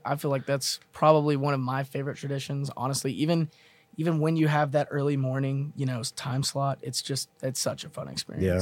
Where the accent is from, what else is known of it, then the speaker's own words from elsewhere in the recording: Mesquite, Texas, United States; I'm from Mesquite, Texas